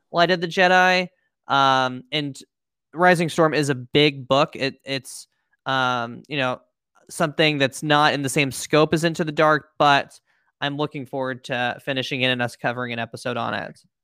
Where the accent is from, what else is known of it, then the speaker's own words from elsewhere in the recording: Pennsylvania, United States; moved away; I was back in my hometown of Pennsylvania